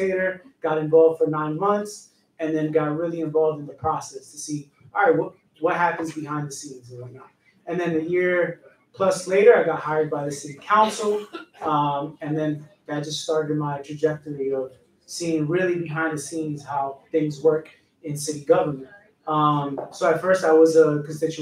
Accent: New York City, New York, United States; I'm from New York

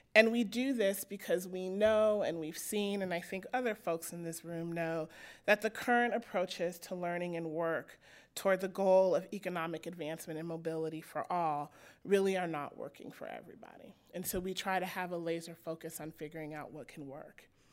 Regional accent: Denver, Colorado, United States; I grew up in Denver, Colorado in the nineteen eighties

